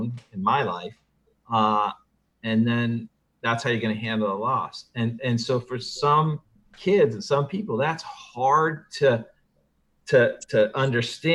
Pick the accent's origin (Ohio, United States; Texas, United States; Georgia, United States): Ohio, United States; Worthington; I'm from Worthington, right outside Columbus